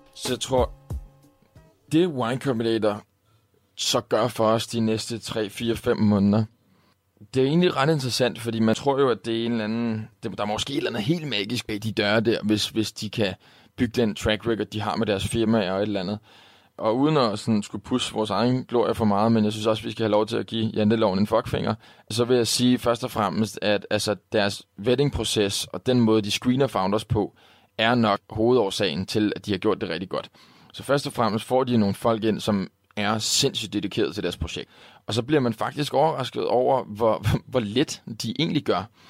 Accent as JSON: {"language": "Danish", "country": "Denmark", "said": "her hjemme i Danmark"}